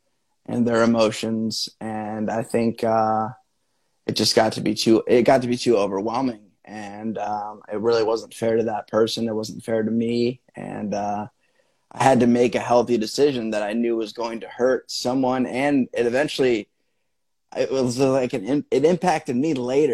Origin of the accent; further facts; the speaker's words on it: Midwest, United States; I grew up in the Midwest.